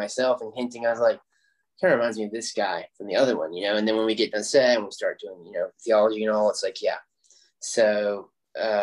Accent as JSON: {"language": "English", "region": "South Carolina", "country": "United States", "said": "I'm from South Carolina"}